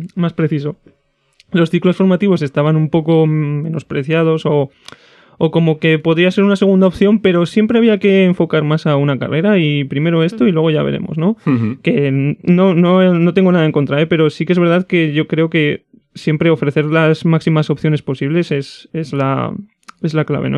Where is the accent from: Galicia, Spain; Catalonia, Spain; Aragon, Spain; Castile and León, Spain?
Aragon, Spain; Zaragoza; yo soy de Zaragoza desde chiquitín